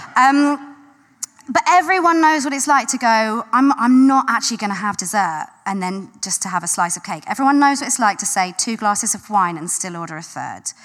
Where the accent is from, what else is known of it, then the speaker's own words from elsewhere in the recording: London, United Kingdom; I grew up in South London.